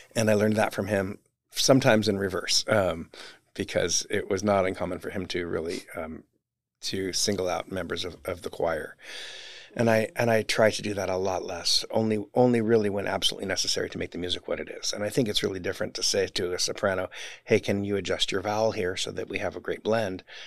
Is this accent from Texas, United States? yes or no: no; Orange, California, United States; I grew up in Orange